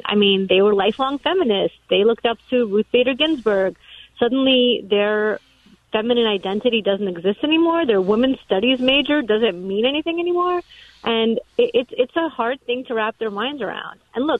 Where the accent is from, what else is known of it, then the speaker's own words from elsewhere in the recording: New York City, New York, United States; also born or lived in Soviet Union; now in Florida, United States; And of course, I was raised in Brooklyn.